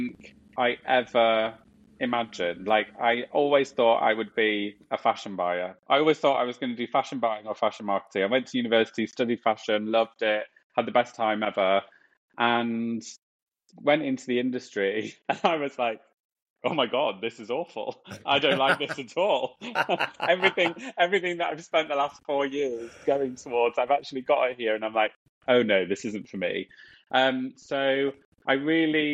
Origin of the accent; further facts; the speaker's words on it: Nottinghamshire, East Midlands, United Kingdom; moved away as an adult; also born or lived in Yorkshire; now in London, United Kingdom; I was born in Yorkshire. My family is completely from Yorkshire, and then we moved to Nottinghamshire. So I split my life in my teenage and childhood years in between Yorkshire and Nottingham. So we were brought up in the Midlands